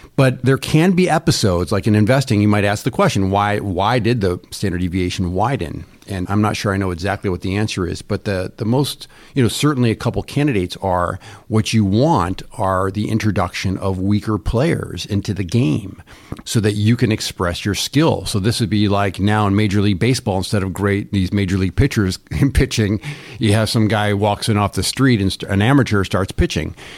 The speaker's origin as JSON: {"language": "English", "town": "Ithaca", "region": "New York", "country": "United States", "tie": "born or raised there", "said": "I grew up in Ithaca, New York, near Cornell."}